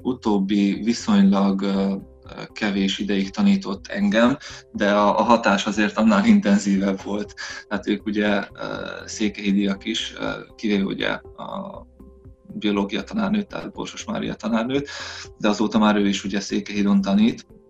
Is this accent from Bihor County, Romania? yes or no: yes; Săcueni, Bihor County, Romania; moved away as an adult; also born or lived in Ciuhoi (Csokaj) / Oradea / London; now in Zalău, Romania; Székely Idon, eh, eh, nőttem fel, tehát, eh, az anyai nagyszüleimnél, eh, éltünk másodikos koromig